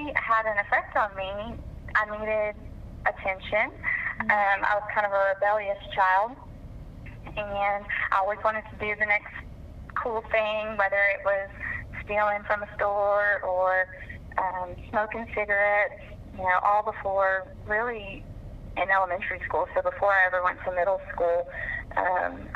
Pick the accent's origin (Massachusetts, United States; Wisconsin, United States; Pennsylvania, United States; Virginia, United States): Virginia, United States; Norfolk; I was born in Norfolk, Virginia